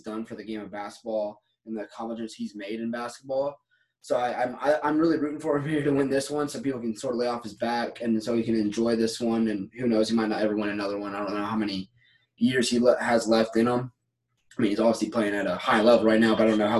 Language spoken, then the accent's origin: English; Atlanta, Georgia, United States; moved away; I grew up a Braves fan. I was from Atlanta.